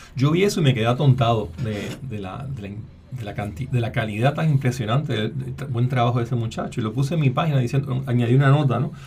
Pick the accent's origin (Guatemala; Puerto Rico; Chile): Puerto Rico; Así que soy puertorriqueño, soy biólogo, soy profesor e investigador en la UPR en Río Piedras